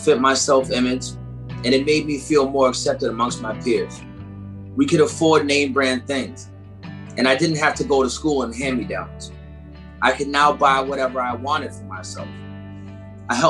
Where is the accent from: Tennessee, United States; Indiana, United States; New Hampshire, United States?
New Hampshire, United States; Nashua; also born or lived in Detroit, Michigan; she moved us to Nashville, New Hampshire, the live free or die state